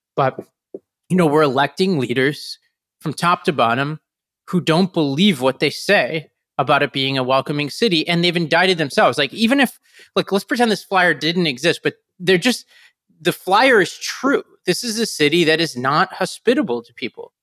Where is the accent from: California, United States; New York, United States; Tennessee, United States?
New York, United States; New York City; as a New Yorker